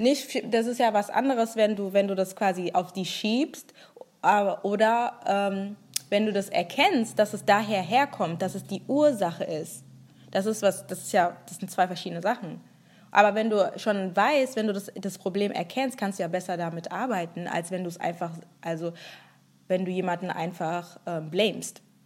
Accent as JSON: {"language": "German", "country": "Germany", "tie": "born or raised there", "said": "Ich war auch echt nicht oft in Nigeria, bin komplett hier aufgewachsen"}